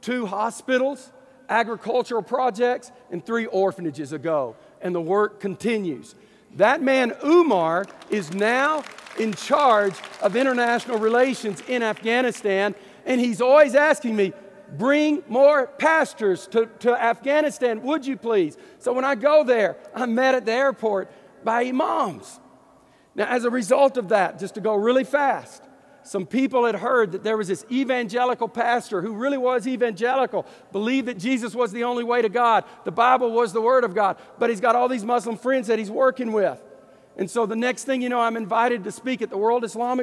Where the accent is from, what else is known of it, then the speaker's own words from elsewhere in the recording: Deep East Texas, United States; I'm from Deep East Texas